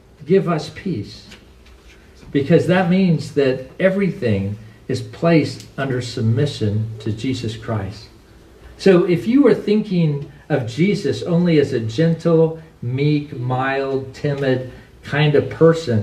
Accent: United States; We are Americans and we are citizens.

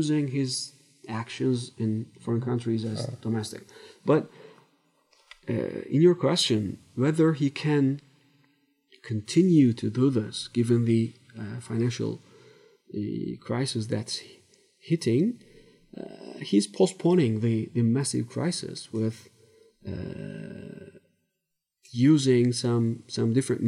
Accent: Turkey; Turkey, my home country.

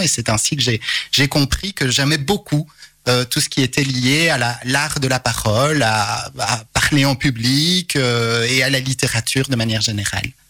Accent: Charleroi, Wallonia, Belgium; je suis un carolo positif

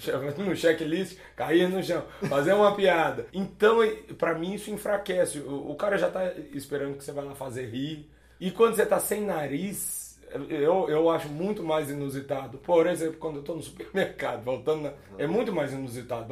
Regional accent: Belo Horizonte, Minas Gerais, Brazil; moved away; also born or lived in Conceição do Mato Dentro / Dom Joaquim / Juquitiba / Florianópolis; sou mineiro, eu sou, sou, de Belo Horizonte, mas cresci indo pro interior, pra Conceição do Mato Dentro, Dom Joaquim

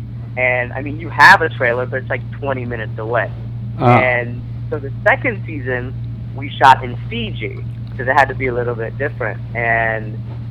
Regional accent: Phoenix, Arizona, United States; So I grew up in Arizona. I grew up in Phoenix

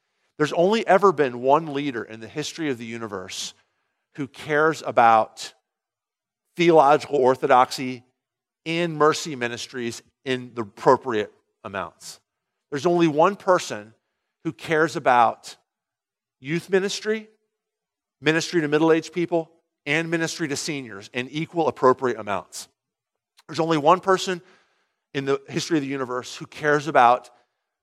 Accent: United States; all of us who are Americans

